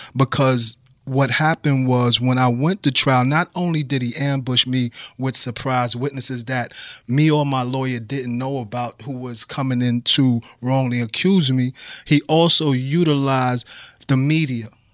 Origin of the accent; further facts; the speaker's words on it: New York City, New York, United States; also born or lived in Brooklyn; I grew up in the Bronx. I grew up at nine twenty-two East two eleven Street in the northeast